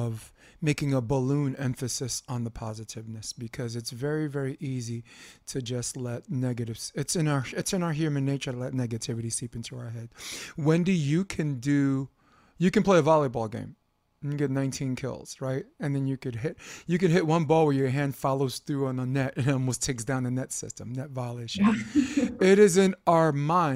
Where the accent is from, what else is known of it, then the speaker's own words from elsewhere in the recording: New York, United States; I'm from New York.